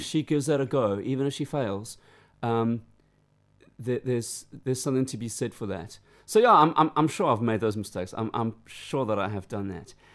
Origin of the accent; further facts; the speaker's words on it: Durban, KwaZulu-Natal, South Africa; now in United Kingdom; growing up in South Africa